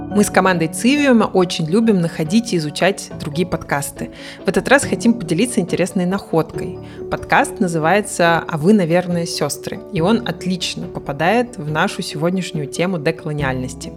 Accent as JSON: {"language": "Russian", "region": "Mari El", "country": "Russia", "tie": "born or raised there", "said": "я выросла в Мариэл"}